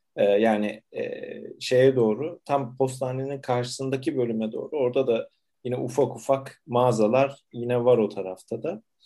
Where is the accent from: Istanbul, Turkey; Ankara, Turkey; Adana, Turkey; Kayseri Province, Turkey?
Istanbul, Turkey; Süleymaniye'de doğdum.